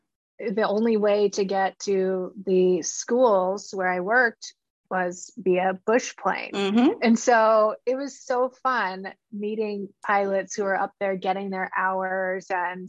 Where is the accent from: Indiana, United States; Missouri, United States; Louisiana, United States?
Missouri, United States; And growing up in a small town, growing up in Missouri